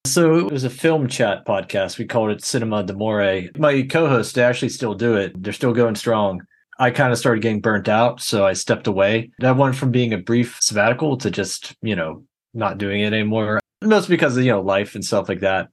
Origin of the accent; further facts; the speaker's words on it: Pittsburgh, Pennsylvania, United States; I grew up here in the Pittsburgh area.